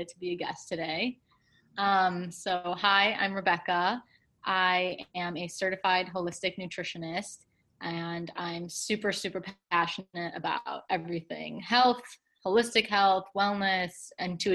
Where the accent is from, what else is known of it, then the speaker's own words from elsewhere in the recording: Chicago, Illinois, United States; moved away as an adult; also born or lived in Michigan; I'm from Chicago originally, but I went to the University of Michigan for undergrad